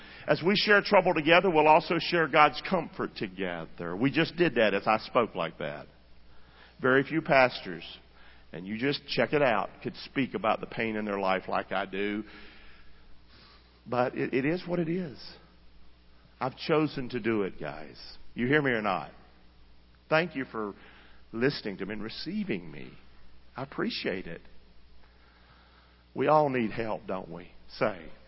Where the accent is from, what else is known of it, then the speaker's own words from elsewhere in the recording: Rockingham, North Carolina, United States; I'm from Rockingham. Grew up the son of a drunk